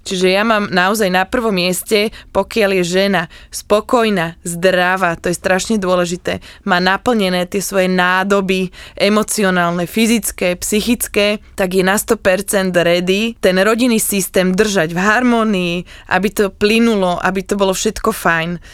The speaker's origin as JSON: {"language": "Slovak", "country": "Slovakia", "said": "my máme Slovenky takú špecifickú energiu"}